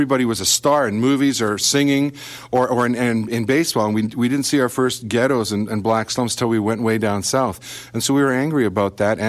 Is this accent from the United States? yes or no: no; Canada; touring as a Canadian band there